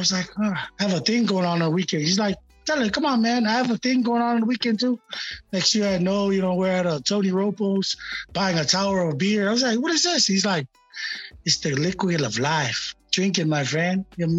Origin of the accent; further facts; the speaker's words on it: Samoa; also born or lived in Japan; JP is actually a bad influence to me back in Japan. You know, when I came from Samoa, you know, I was always going to Bible study.